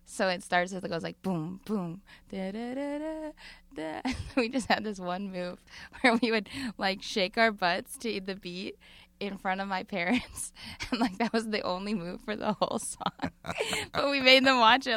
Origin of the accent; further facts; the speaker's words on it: Madison, Wisconsin, United States; now in Brooklyn, United States; I'm from the Midwest